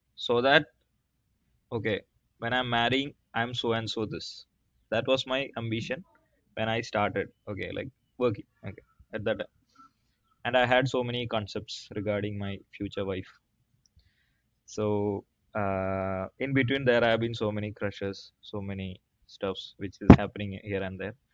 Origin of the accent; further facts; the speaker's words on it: South India, India; I'm from South India